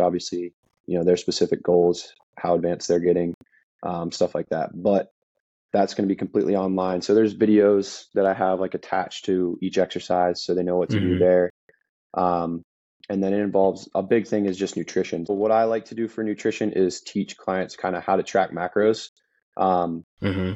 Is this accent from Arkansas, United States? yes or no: no; Maryland, United States; moved away as an adult; also born or lived in South Carolina; I grew up in Maryland, super small town.